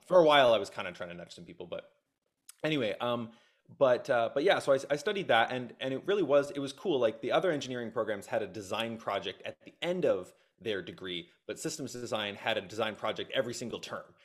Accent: Nova Scotia, Canada; moved away as an adult; also born or lived in Kitchener-Waterloo, Ontario; moved out to Nova Scotia when I was very young. So grew up in a small town on the East Coast.

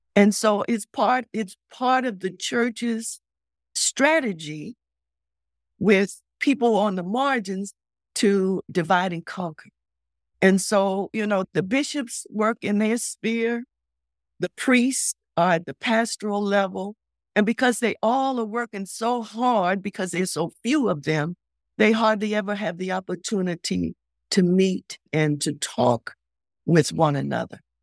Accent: Baltimore, Maryland, United States; I'm from Baltimore.

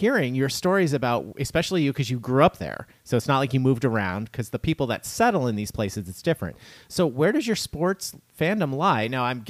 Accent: upstate New York, United States; I grew up in New York being a Red Sox fan

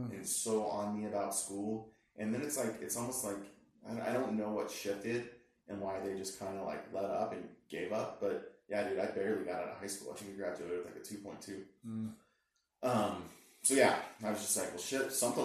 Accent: Littleton, Colorado, United States; We moved to Colorado. I was in the third grade. I ended up growing up in Littleton, Colorado

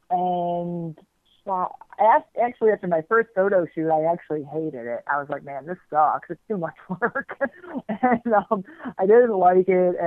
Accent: Miami, Florida, United States; I grew up, I did not go to public school in Dade County. I'm from Miami, well, south of Miami, actually

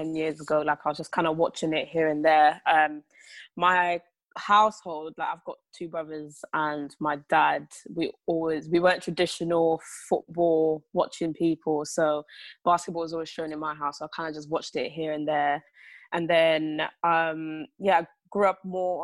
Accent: England, United Kingdom; growing up in England as well

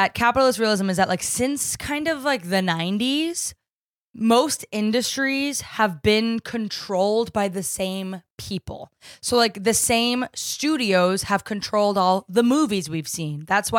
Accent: New Jersey, United States; I'm from New Jersey.

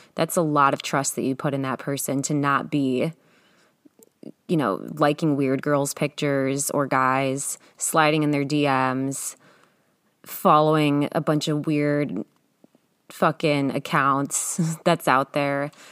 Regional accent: Ohio, United States; moved away as an adult; now in California, United States; Being that I'm from Ohio, there's not much to do there

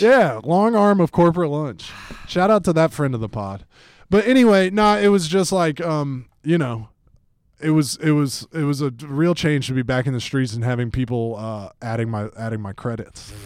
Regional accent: Atlanta, Georgia, United States; I grew up in Atlanta, Georgia

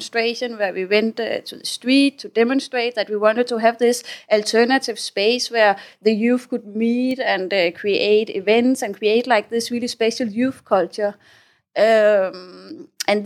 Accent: Denmark; moved away as an adult; now in Thailand; I come from Denmark. I grew up in the Danish countryside.

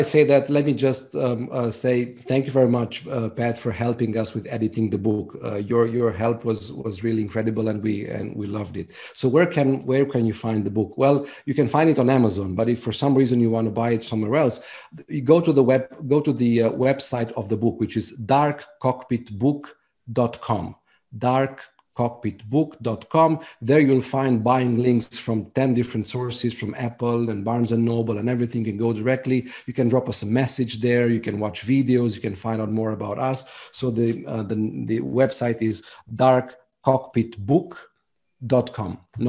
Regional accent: Romania; English is a second language; I'm from Romania, so is my co-author. The book was translated by a professional translator, but we wanted to make sure that the book sounds really good in English

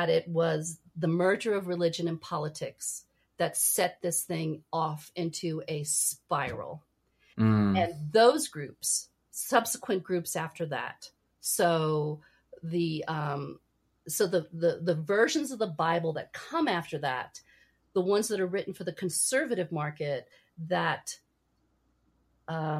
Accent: New York City, New York, United States; I was born in New York City

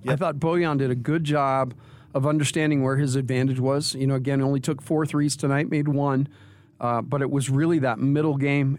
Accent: Texas, United States; I grew up in Texas, played high school basketball for, you know, a decent coach

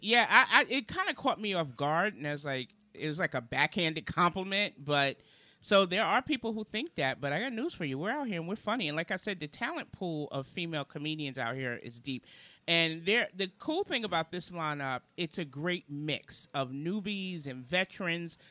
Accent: New York City, New York, United States; moved away as an adult; now in Charlotte, United States; originally I'm from Brooklyn, New York. I've been in Charlotte now since 2003

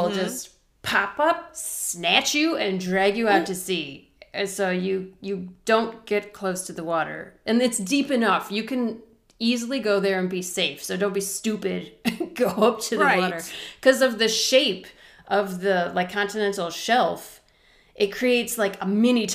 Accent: United States; I'm American

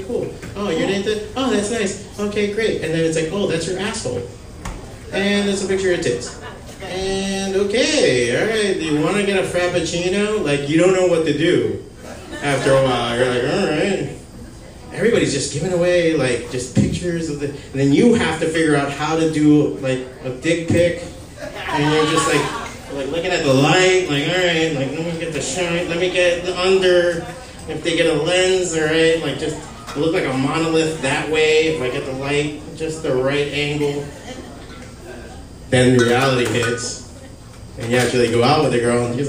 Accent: Hialeah, Florida, United States; I'm from Hialeah.

